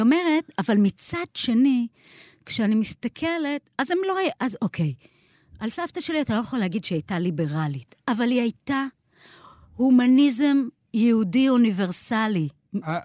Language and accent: Hebrew; Beersheba, Southern District, Israel; born or raised there